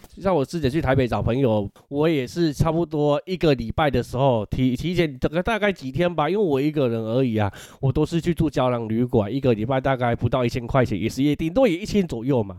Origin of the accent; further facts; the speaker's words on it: Changhua County, Taiwan; 如果我们是彰化人嘛